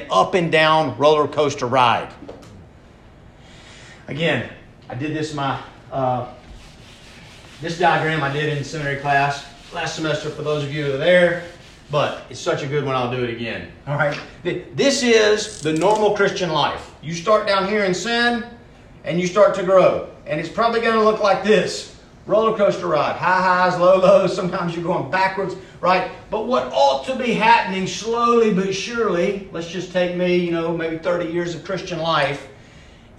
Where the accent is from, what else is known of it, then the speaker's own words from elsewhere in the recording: Atlanta, Georgia, United States; I was born in Atlanta, Georgia, 46 years ago